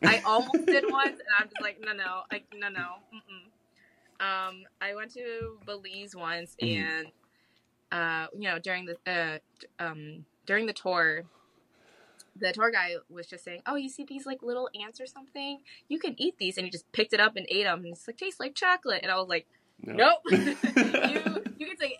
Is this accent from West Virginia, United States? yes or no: yes; West Virginia, United States; now in Wisconsin, United States; So I, before coming to Wisconsin, I was from West Virginia. A lot of hunters there.